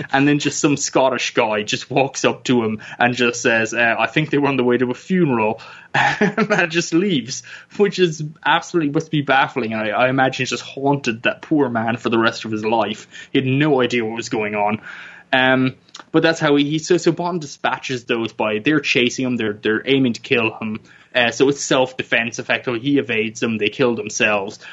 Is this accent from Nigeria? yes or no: no; Ireland; I grew up in Ireland, where it's very cold